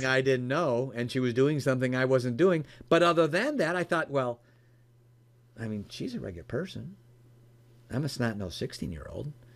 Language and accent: English; Chicago, Illinois, United States; now in Michigan, United States; I, live in Michigan now, uh, born and raised in the Chicagoland area